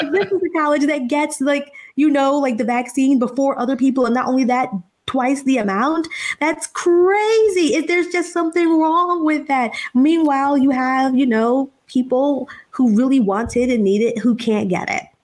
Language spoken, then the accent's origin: English; Philadelphia, Pennsylvania, United States; when I grew up in Philadelphia, we lived in a row house